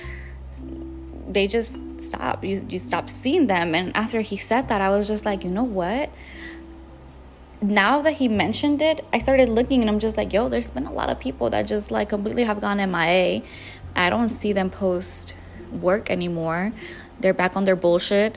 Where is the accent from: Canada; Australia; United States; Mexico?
Mexico; Jalisco; I was born and raised in Jalisco, Mexico.